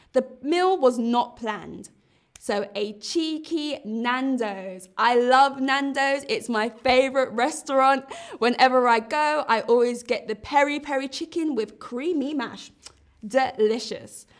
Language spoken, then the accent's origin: English; London, United Kingdom; accent: Cockney; I grew up in East London